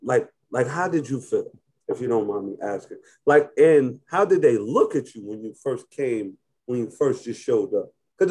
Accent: Albany, New York, United States; moved away; originally I'm from Albany, New York

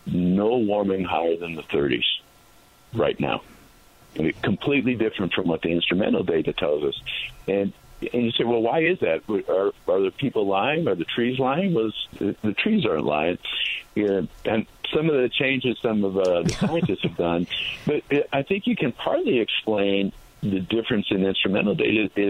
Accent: East Coast, United States; now in California, United States; I grew up in the East Coast

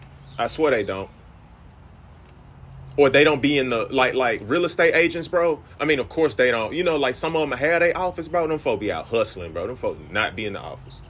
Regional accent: Greenville, United States; I'm from Greenville

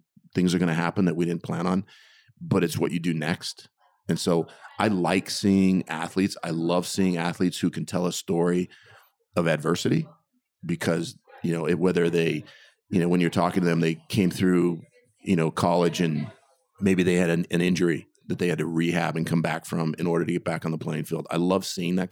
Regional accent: Torrance, California, United States; also born or lived in Inglewood, California; we moved to Torrance, South Torrance. And that's where I grew up until I went away to college

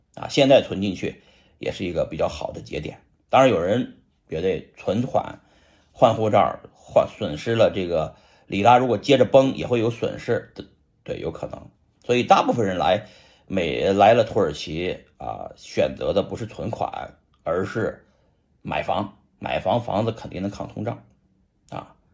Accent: Shanxi, China; 咱是个中国人呐，再说咱也是个山西人啊

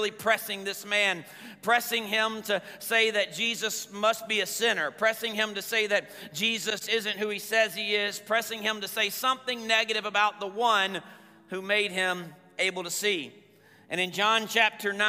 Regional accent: the Bible Belt, Southern United States, United States; I grew up in the Bible Belt

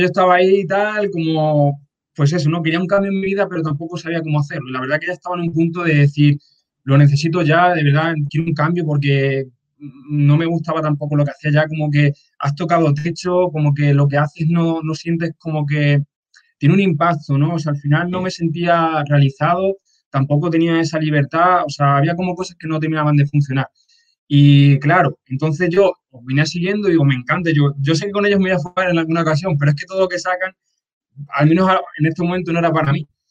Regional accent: Extremadura, Spain; moved away as an adult; also born or lived in Badajoz; now in Madrid, Spain; yo, por ejemplo, estoy viviendo ahora en Madrid, pero yo soy un pueblo de Extremadura

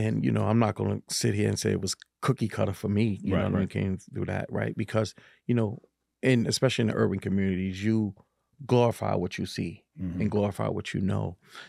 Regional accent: Harlem, New York, United States; And, you know, growing up in the 80s was kind of tough, especially in Harlem, right?

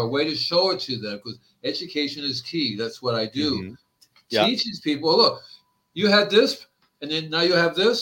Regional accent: Hialeah, Florida, United States; moved away as an adult; also born or lived in Fort Lauderdale, Florida / Gainesville, Florida; now in California, United States; I grew up in the Hialeah, Florida

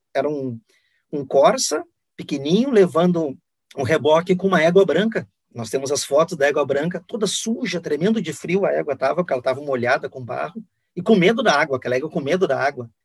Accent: Guaíba, Rio Grande do Sul, Brazil; also born or lived in Porto Alegre; Eu nasci em Porto Alegre, mas me criei em Guaíba, eu me digo guaibense

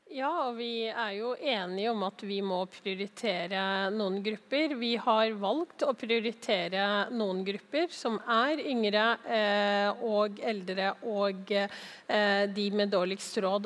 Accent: Oslo, Norway; jeg er jo fra Oslo

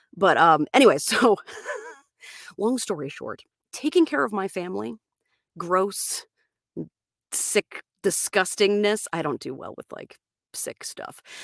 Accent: Florida, United States; moved away as an adult; That's where I'm from. I'm from Florida. I lived out there until I was about twenty-five

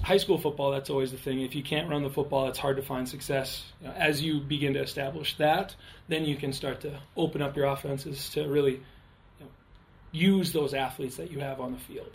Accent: Underwood, North Dakota, United States; moved away; I'm from Underwood, North Dakota originally

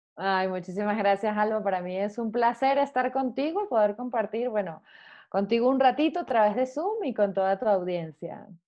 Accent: Venezuela; moved away as an adult; now in Mexico; como buena venezolana

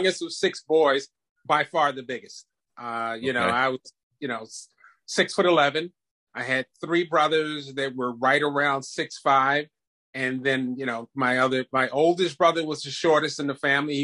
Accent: Prince George's County, Maryland, United States; also born or lived in DMV (Washington metropolitan area); I grew up in Prince George's County

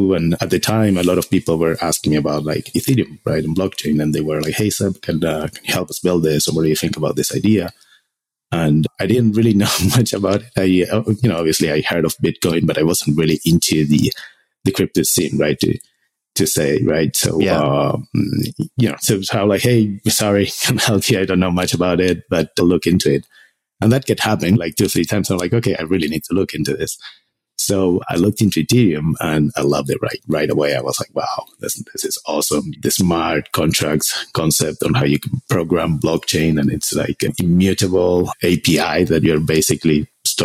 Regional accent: Argentina; moved away as an adult; I'm from Argentina originally. I did computer engineering there

